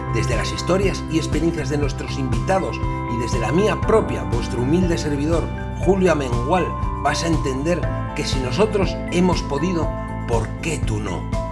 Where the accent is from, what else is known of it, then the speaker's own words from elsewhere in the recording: Asturias, Spain; yo soy de Asturias